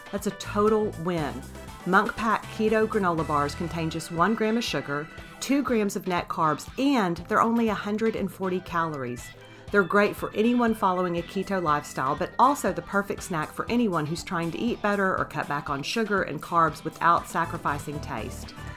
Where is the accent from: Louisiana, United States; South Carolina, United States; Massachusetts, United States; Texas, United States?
Texas, United States; Beaumont; I went to high school in Beaumont